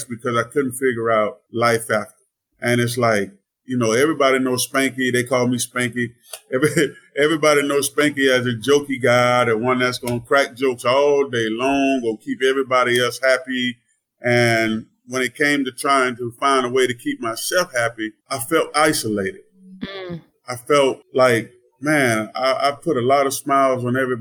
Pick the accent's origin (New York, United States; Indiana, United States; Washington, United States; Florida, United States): Florida, United States; Melbourne; I grew up in Melbourne, Florida